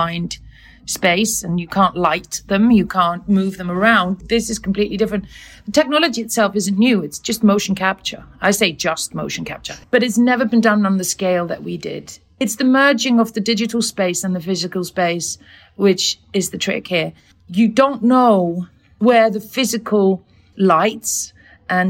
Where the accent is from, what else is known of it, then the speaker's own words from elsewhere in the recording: Iceland; I come from Iceland